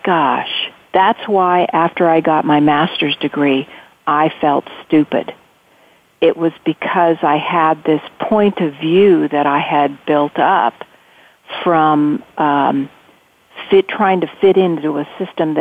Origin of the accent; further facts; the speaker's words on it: Central California, United States; I grew up in Central California.